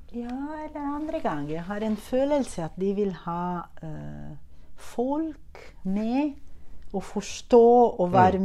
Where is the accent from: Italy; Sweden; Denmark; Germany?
Italy; Norwegian is a second language; now in Norway; jeg er italiener